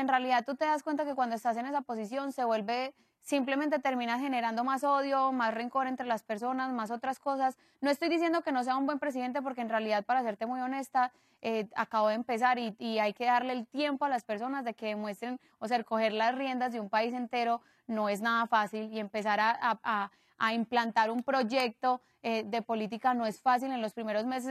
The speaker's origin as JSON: {"language": "Spanish", "town": "Medellín", "region": "Antioquia", "country": "Colombia", "said": "somos de Medellín y, y, venimos del mismo país"}